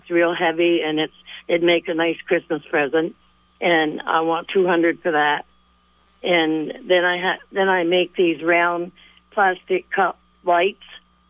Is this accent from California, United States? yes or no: no; St. Albans, Vermont, United States; I'm from St. Albans, and I have three items.